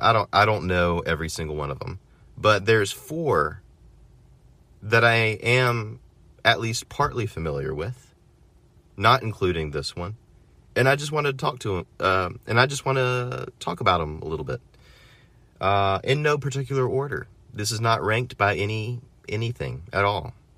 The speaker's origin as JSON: {"language": "English", "country": "United States", "said": "as an American"}